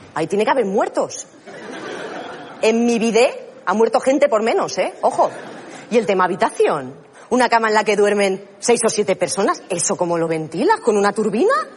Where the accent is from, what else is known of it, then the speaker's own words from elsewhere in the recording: Catalonia, Spain; soy catalana